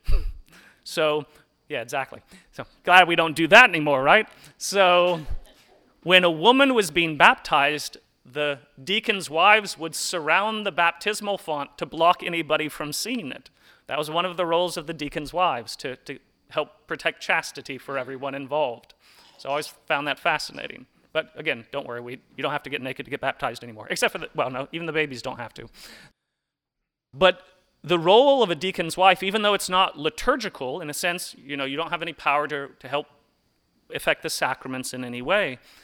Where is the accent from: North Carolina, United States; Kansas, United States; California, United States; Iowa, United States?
North Carolina, United States; Hickory; I remember growing up in Hickory at St. Aloysius